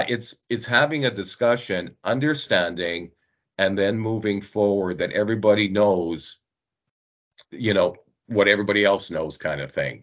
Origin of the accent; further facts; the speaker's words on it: Northeast Alberta, Canada; I grew up in Northeast Alberta